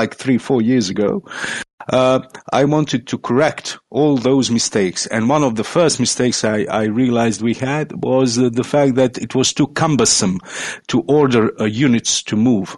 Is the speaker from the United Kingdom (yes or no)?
no; Croatia; I'm from Croatia, that's in Europe